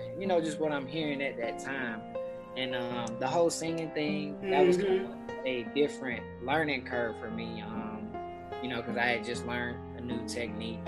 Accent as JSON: {"language": "English", "town": "Lithonia", "region": "Georgia", "country": "United States", "tie": "born or raised there", "said": "I grew up solely in Lithonia, Georgia"}